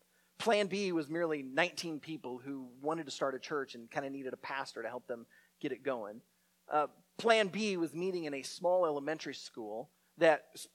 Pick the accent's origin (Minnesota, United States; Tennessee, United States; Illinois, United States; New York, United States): Illinois, United States; Naperville; My wife and I grew up in Naperville, a western suburb of Chicago.